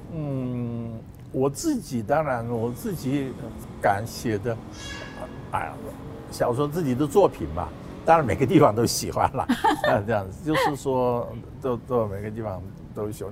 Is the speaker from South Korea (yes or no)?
yes; South Korea; now in Taiwan; 我是在韩国出生嘛